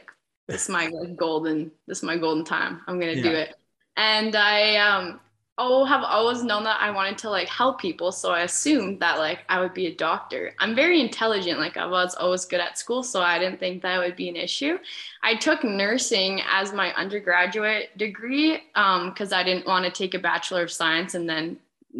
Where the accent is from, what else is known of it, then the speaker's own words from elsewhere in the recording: Lloydminster, Canada; moved away as an adult; also born or lived in British Columbia; I've been born and raised in Lloydminster